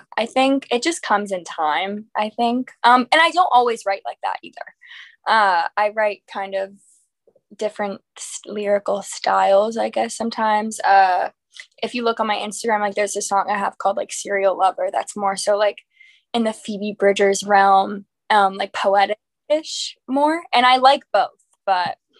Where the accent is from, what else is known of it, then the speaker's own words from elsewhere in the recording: Raleigh, North Carolina, United States; now in Nashville, United States; I'm from Raleigh, North Carolina